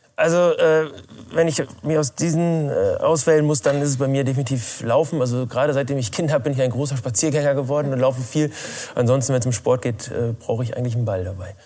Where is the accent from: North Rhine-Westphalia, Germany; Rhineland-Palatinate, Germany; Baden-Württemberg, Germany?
North Rhine-Westphalia, Germany; Rheine; also born or lived in Spelle, Lower Saxony; Mein Elternhaus ist in Spelle. Ich bin in Rheine zur Schule gegangen, deswegen in Rheine und Spelle groß geworden.